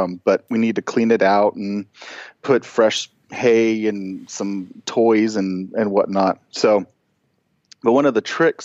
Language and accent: English; San Bernardino National Forest, California, United States; we grew up in the San Bernardino National Forest.